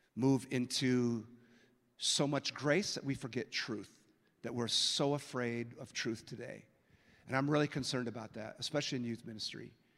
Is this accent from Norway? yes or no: no; San Francisco, California, United States; now in Minneapolis, United States; I was born in San Francisco, and I live in Minneapolis